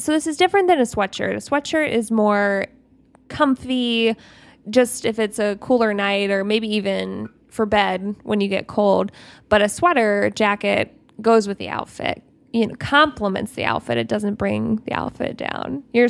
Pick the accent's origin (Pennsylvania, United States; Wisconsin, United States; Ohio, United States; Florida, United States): Ohio, United States; We're from Ohio.